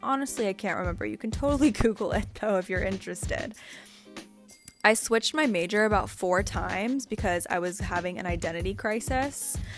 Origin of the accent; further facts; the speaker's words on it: San Francisco Bay Area, California, United States; I grew up in the San Francisco Bay Area